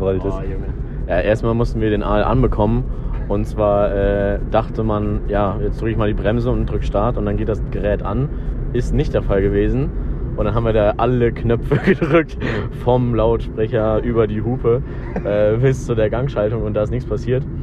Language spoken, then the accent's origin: German; Aachen, North Rhine-Westphalia, Germany; bei uns in Aachen